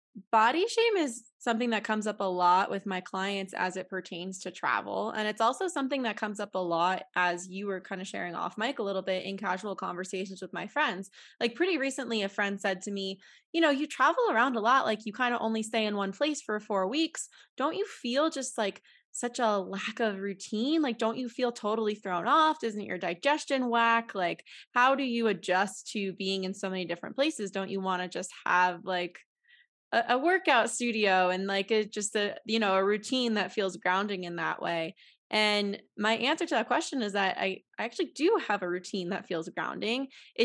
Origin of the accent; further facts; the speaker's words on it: New York, United States; now in Denver, United States; I'm from New York City area originally, and it was just a really different place and something I wanted to give a try, just like being in more nature.